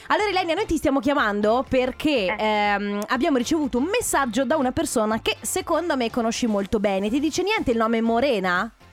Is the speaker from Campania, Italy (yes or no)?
no; Treviso, Veneto, Italy; io che sono cresciuta a Treviso, c'è eh, a Treviso le fiere di San Luca